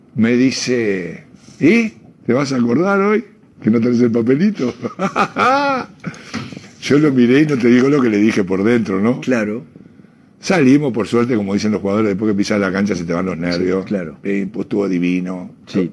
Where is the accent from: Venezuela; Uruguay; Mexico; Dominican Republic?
Uruguay; yo soy socio de Peñarol de antes de ser uruguayo